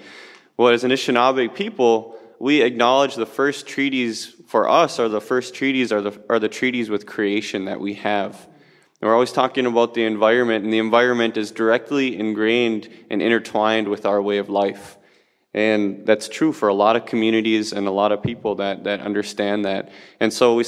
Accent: Bad River, Wisconsin, United States; I come here from Bad River, Wisconsin

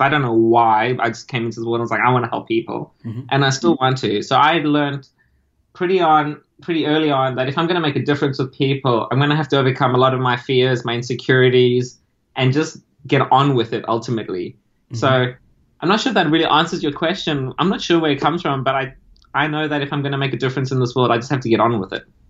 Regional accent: South Africa; moved away as an adult; also born or lived in Argentina (parents) / Italy (ancestry); now in Australia; I grew up in South Africa

